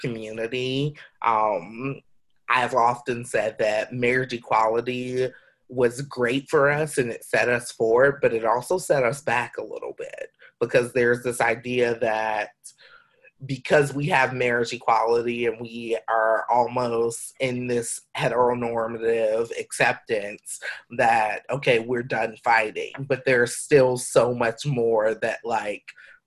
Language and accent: English; South Georgia, United States; I'm from South Georgia